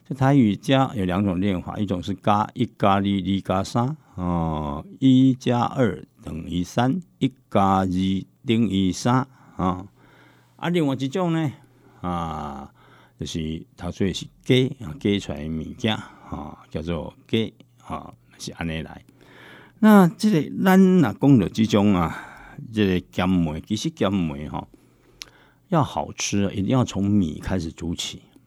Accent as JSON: {"language": "Chinese", "country": "Taiwan", "said": "现在日本突然长得高，而且长得比我们台湾人高。"}